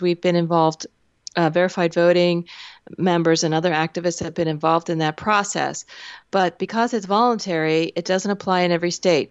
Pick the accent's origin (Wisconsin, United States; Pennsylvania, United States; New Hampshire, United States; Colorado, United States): Pennsylvania, United States; Pennsylvania, my home state